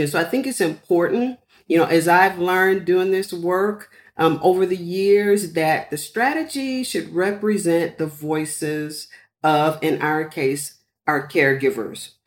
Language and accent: English; San Antonio, Texas, United States; growing up in San Antonio with a large Hispanic population, um, and then also with military parents